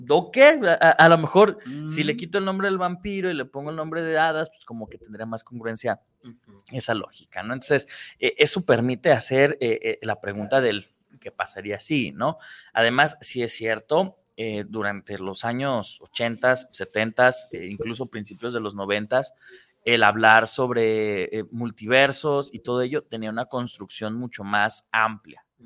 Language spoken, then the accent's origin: Spanish; Tlaquepaque, Jalisco, Mexico; no nací en, en, en Tlaquepaque